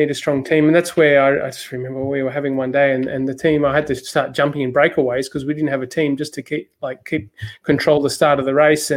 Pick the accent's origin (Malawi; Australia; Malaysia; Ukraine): Australia; I'm Australian